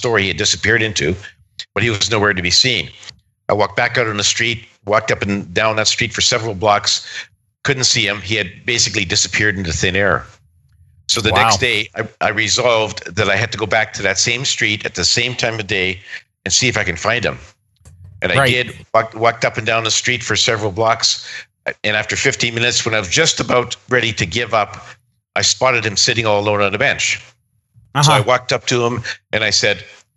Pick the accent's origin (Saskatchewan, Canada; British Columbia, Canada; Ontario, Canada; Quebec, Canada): Saskatchewan, Canada; moved away; also born or lived in Calgary; I was born and raised in Saskatchewan